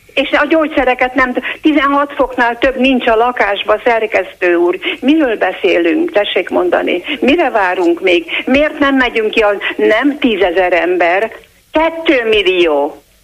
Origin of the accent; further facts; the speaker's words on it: Hungary; Én szégyelem, hogy magyar vagyok